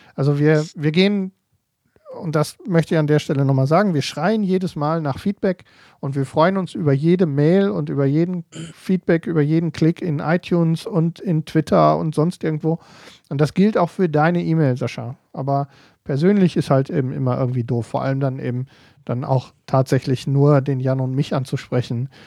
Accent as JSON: {"language": "German", "area": "Ruhr area", "region": "North Rhine-Westphalia", "country": "Germany", "said": "hier bei uns im Ruhrgebiet"}